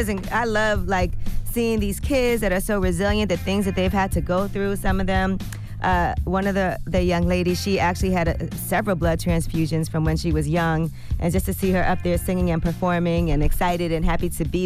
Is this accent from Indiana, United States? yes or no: no; Brooklyn, New York, United States; born there; I was born in Maimonides in Brooklyn also.